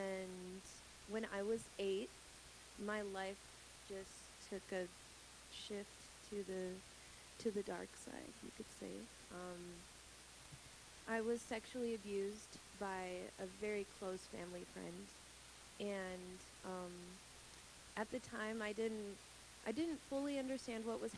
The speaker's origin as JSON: {"language": "English", "country": "Brazil", "tie": "born or raised there", "said": "Gabe and I are actually from Brazil. We were born and raised. We're missionary kids from Brazil."}